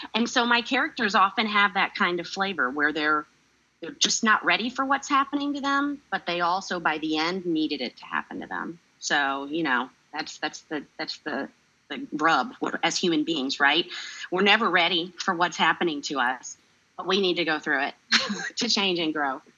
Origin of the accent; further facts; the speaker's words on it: North Carolina, United States; growing up in North Carolina and having all the experiences of a child from the South